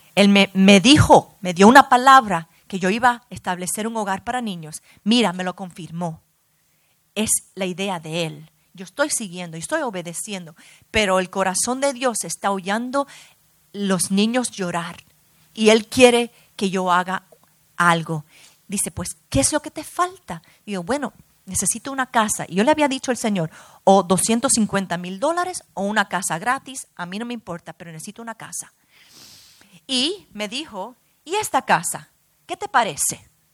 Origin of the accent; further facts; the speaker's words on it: New York, United States; also born or lived in Brazil; now in Miami, United States; yo me crié en Nueva York, nací en Nueva York, vine aquí a Miami